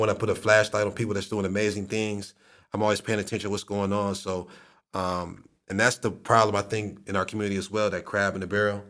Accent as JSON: {"language": "English", "town": "Akron", "region": "Ohio", "country": "United States", "tie": "born or raised there", "said": "my hometown, Akron, Ohio"}